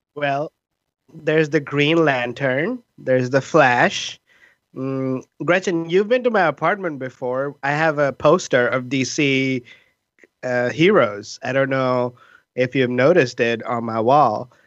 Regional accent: India; now in Seattle, United States; we are three Indian immigrant improvisers in Seattle

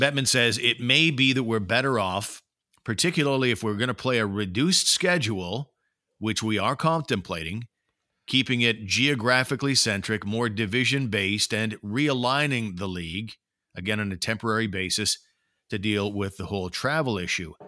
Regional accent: Ottawa, Ontario, Canada; I've spent my whole life here. I'm an Ottawa guy

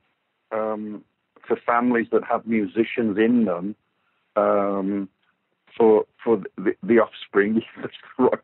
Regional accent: Walsall, West Midlands, United Kingdom; I'm from Walsall, which is a very, you know, blue-collar, hard-working place

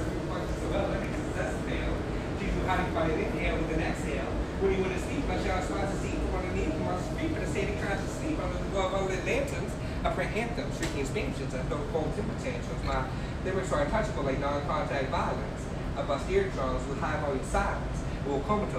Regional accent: Lakewood, United States; I'm from Lakewood.

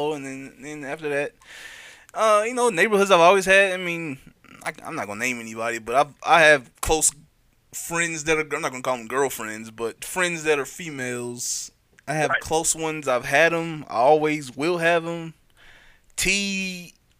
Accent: United States; friends that I grew up with in Sugar Hill

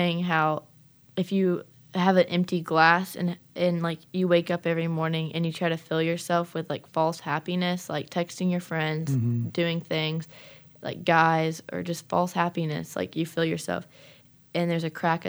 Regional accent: St. Simons Island, Georgia, United States; I'm from St. Simons Island, Georgia

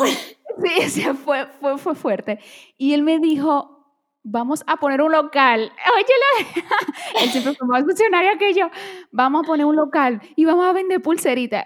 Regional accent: Dominican Republic; born or raised there; first language Portuguese; Spanish is a second language; also born or lived in Brazil

